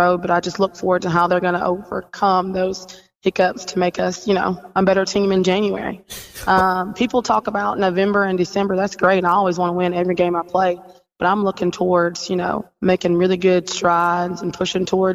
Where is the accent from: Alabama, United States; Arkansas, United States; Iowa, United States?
Alabama, United States; Fort Payne; I was born and raised in Fort Payne, Alabama